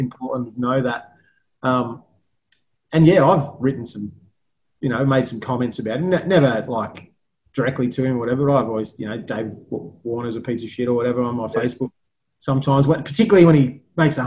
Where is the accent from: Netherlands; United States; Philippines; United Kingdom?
United Kingdom; England; now in Australia; I was born in England